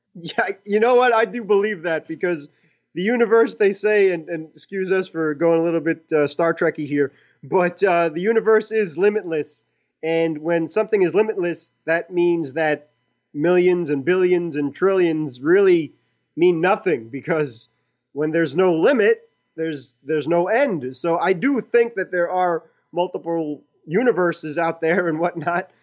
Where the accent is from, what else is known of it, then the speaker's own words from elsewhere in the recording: New York City, New York, United States; I'm from Brooklyn, so my accent overrides everything